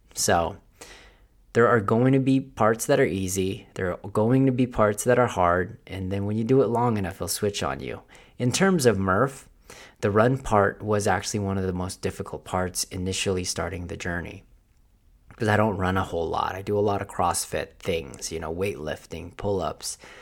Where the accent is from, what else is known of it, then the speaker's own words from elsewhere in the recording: Philippines; accent: Filipino; my Filipino accent